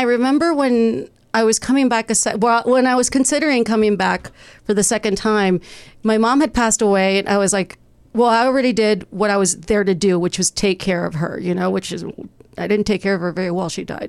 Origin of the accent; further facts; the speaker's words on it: Texas, United States; now in Los Angeles, United States; I moved around a lot. I moved from Texas. I went to college for a bit in St. Louis.